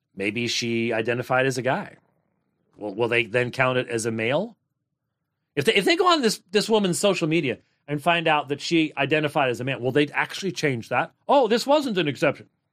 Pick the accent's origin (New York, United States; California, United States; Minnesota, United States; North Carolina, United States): Minnesota, United States; I was born in Minnesota